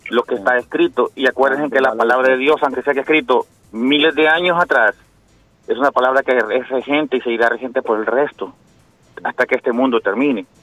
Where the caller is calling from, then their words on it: Dorchester, Massachusetts, United States; Buenos días, muchachos, soy yo … de Dorchester.